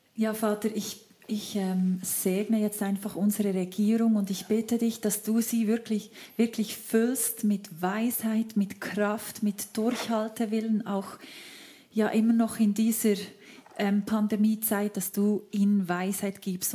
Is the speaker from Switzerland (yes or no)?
yes; Switzerland; wir als Schweizer